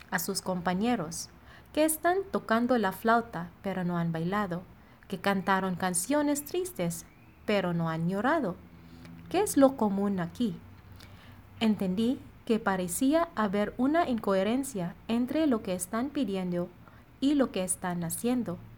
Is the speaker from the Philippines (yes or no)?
yes; Philippines; Spanish is a second language; now in Monterrey, Mexico; Soy …, misionera filipina destinada en la comunidad de Monterrey.